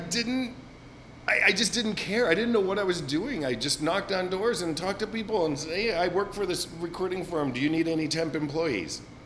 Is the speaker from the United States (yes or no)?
yes; Glendale, California, United States; moved away as an adult; also born or lived in Paris, France; now in San Francisco, United States; I moved back to Glendale on onto my childhood street and my childhood home